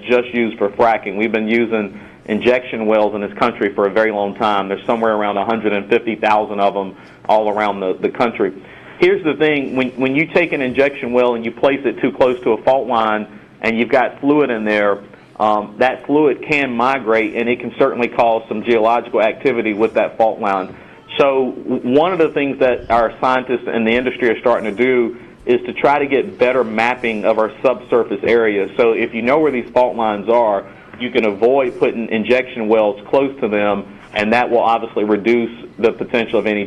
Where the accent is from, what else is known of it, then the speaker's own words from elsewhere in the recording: the Triad area, North Carolina, United States; In my area, you know, I'm from the Triad area, and in my area, we have the Piedmont Angel Network